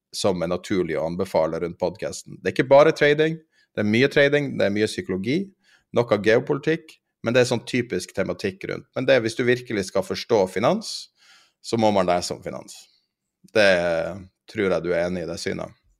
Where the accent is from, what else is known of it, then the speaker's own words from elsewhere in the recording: Northern Norway, Norway; jeg er fra Nord-Norge